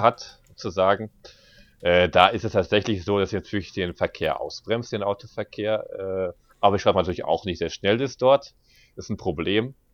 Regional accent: Berlin, Germany; bin ich gebürtiger Berliner

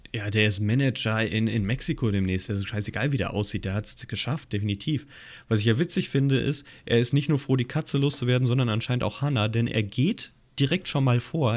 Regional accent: Hesse, Germany; Als gebürtiger Hesse

